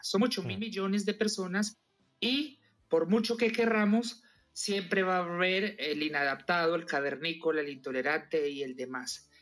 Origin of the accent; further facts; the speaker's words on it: Colombia; moved away as an adult; now in Madrid, Spain; yo soy colombiano, vivo en Madrid, llevo 17 años